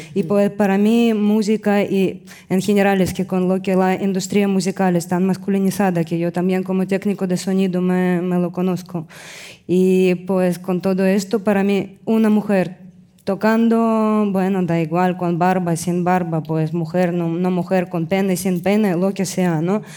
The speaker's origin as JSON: {"language": "Spanish", "country": "Russia", "moved": "yes", "said": "vengo de Rusia"}